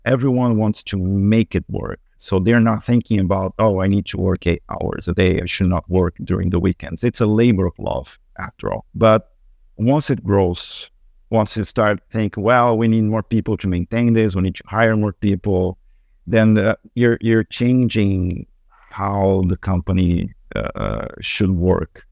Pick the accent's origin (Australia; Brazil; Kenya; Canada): Brazil; moved away; I come from Brazil